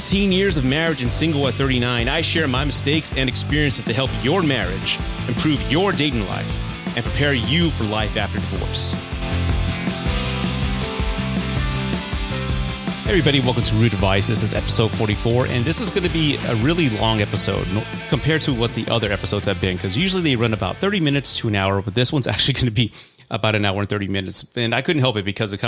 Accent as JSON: {"language": "English", "town": "San Antonio", "region": "Texas", "country": "United States", "said": "I'm from San Antonio"}